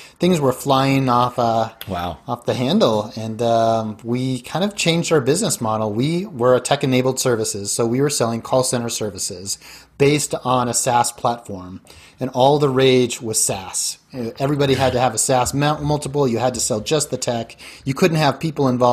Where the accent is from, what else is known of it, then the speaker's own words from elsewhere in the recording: Denver, Colorado, United States; moved away as an adult; also born or lived in Silicon Valley / South America / East Coast / Chicago; I grew up in Denver